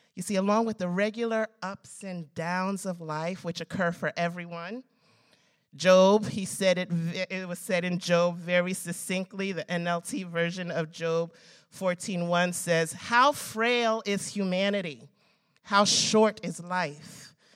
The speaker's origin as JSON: {"language": "English", "country": "United States", "tie": "born or raised there", "said": "I love being an American. I was born in this country."}